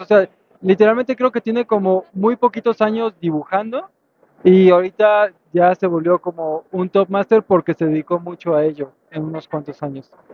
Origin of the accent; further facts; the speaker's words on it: Veracruz, Mexico; moved away; also born or lived in Mexico City; yo soy originario de Veracruz, pero después me mudé a Ciudad de México